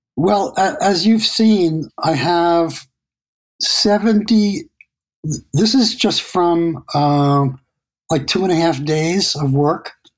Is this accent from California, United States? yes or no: no; New York City, New York, United States; I'm from New York City and in the in the 70s and 80s, it was like you would get mugged on your way to the drugstore.